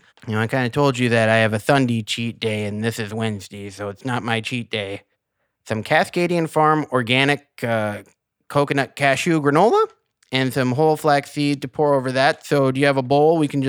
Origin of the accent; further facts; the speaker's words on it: Canada; And that's one of my favorites because I'm French Canadian. I love poutine, man.